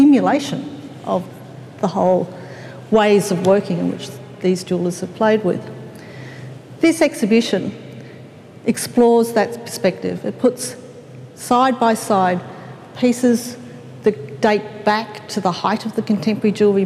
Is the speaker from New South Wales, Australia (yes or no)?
no; Melbourne, Victoria, Australia; I come from Melbourne